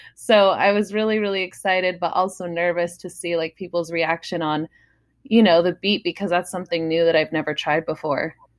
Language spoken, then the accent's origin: English; San Diego, California, United States; San Diego a lot 'cause that's my hometown